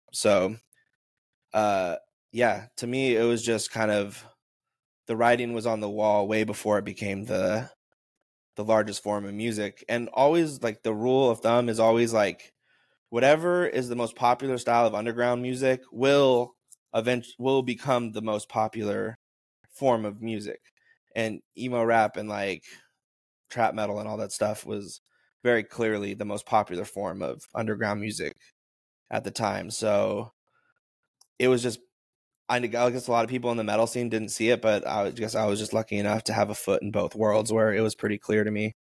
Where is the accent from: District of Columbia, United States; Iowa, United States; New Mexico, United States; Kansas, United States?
New Mexico, United States; Taos; my friend John and my friend Gabe, who I grew up with in Taos